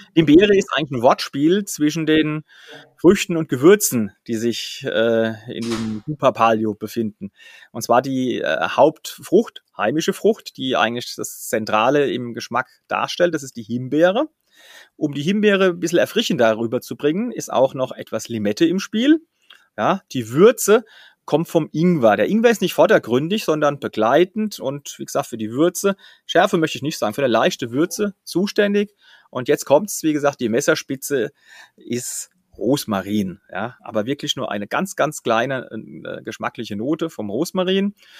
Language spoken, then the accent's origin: German; Flörsheim-Dalsheim, Rhineland-Palatinate, Germany; Flörsheim-Dalsheim, meinem Heimatort